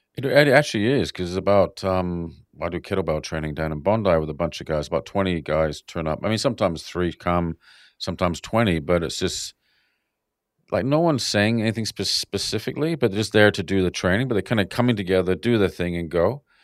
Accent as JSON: {"language": "English", "country": "Canada", "tie": "born or raised there", "moved": "yes", "lives_now": "Sydney, Australia", "said": "growing up in Canada"}